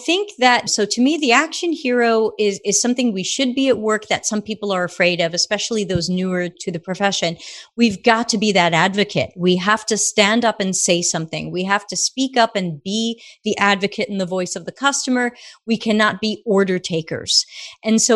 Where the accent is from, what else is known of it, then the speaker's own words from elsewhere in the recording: New York, United States; accent: Brooklyn; I grew up in New York